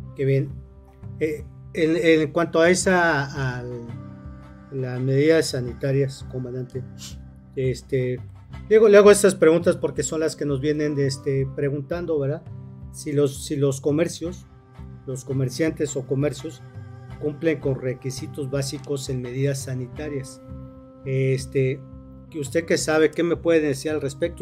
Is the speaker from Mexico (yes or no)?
yes; Cuernavaca, Morelos, Mexico; Los que somos de Cuernavaca